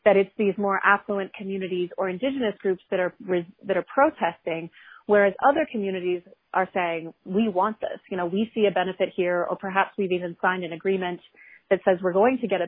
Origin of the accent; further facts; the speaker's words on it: New Orleans, Louisiana, United States; I'm originally from the New Orleans area